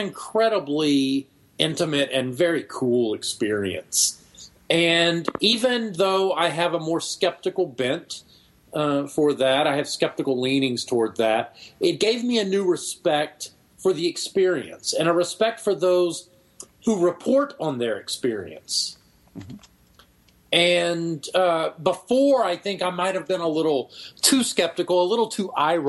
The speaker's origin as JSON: {"language": "English", "region": "Texas", "country": "United States", "tie": "born or raised there", "said": "Tyler's closer to my hometown, but no, I'm in Central Texas"}